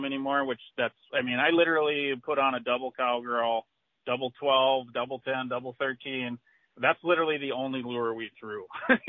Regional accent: North Dakota, United States; I never thought in a million years I'd be fishing in my hometown. Or going out to Western North Dakota

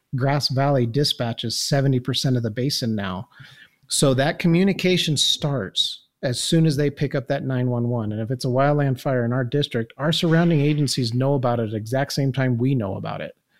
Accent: Incline Village, Nevada, United States; I was born and raised here in Incline

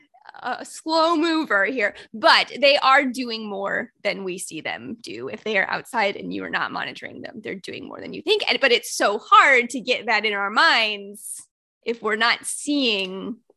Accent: Indiana, United States; And again, you know, I'm from Indiana is where I grew up.

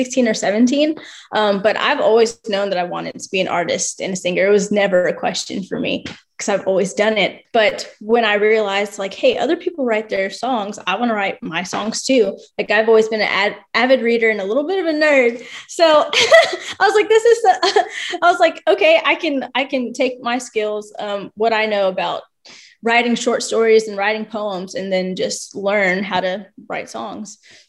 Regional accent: Alaska, United States; born there; My mom and dad were in the Army for 10 years, so that's why I was born in Alaska.

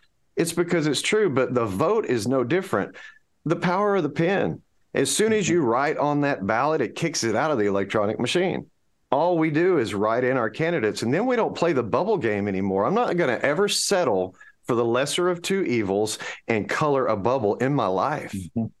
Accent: United States; Yes, because I'm American.

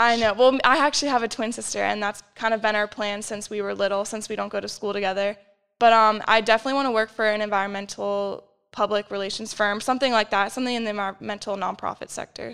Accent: Arlington, Virginia, United States; moved away as an adult; now in York, United States; I'm from Arlington, which is about two hours away, so pretty close.

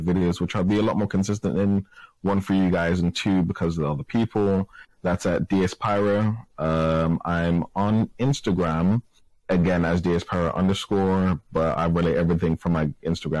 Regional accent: United States; now in England, United Kingdom; I was born in America

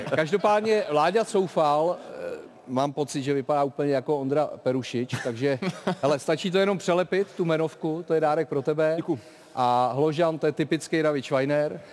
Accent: Prague, Czechia; narodil jsem se na Žižkově a od eh, školky až po vysokou školu jsem prostě byl Žižkovák

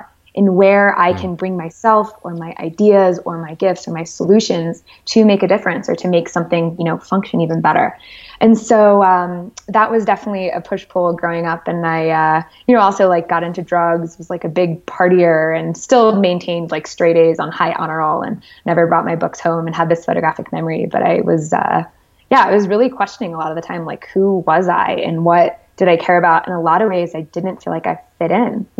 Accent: Connecticut, United States; I grew up in Connecticut, the oldest

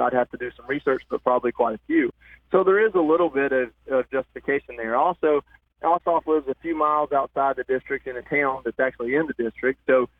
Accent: North Georgia, United States; moved away; I grew up in North Georgia. This district is North Georgia. I'm on the other side of Atlanta now, which puts me about 20 miles outside of this district.

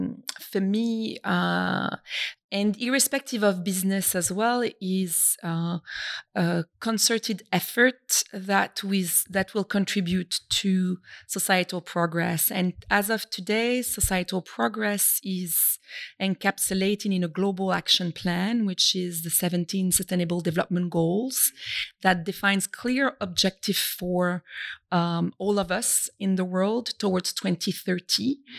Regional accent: Brittany, France; And I am French originally from Brittany, as my name might indicate to some people.

